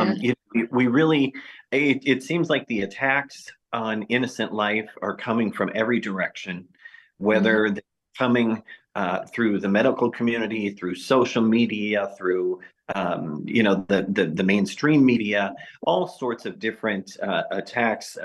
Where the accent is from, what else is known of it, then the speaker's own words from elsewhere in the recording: Minnesota, United States; I'm from Minnesota